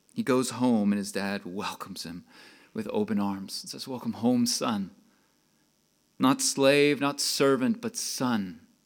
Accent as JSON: {"language": "English", "region": "Texas", "country": "United States", "accent": "Texas", "moved": "yes", "said": "I'm from Texas. If you couldn't tell, I can talk more of a Texas accent"}